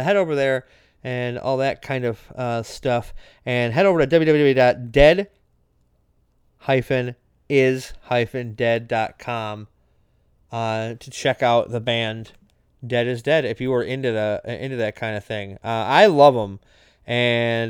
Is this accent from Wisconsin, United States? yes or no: yes; Racine, Wisconsin, United States; here in my hometown of Racine